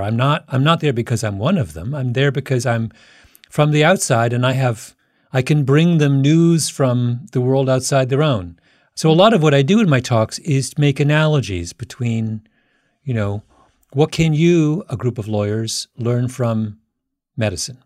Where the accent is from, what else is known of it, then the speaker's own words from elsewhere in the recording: Waterloo, Ontario, Canada; my hometown is an area where, that had a university called the University of Waterloo